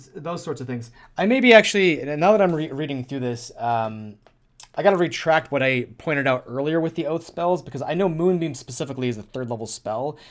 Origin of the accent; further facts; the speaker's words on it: Minnesota, United States; I'm from Minnesota